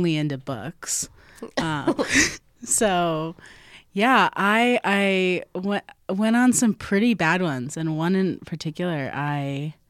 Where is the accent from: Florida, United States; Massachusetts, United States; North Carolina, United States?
Florida, United States; South; now in Chicago, United States; I'm from South Florida